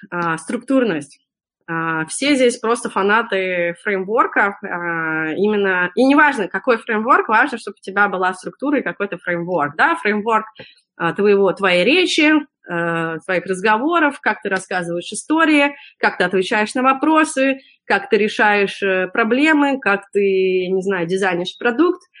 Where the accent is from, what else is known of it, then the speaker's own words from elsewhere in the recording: Russia; moved away; я когда приехала из России